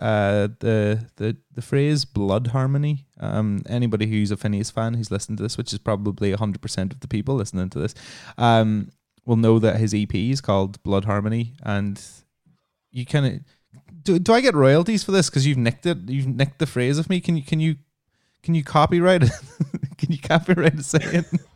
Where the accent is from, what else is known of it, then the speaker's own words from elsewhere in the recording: Northern Ireland, United Kingdom; also born or lived in London; now in Brighton, United Kingdom; I'm from Northern Ireland, right? And I've lived in London for a long time. I'm in Brighton now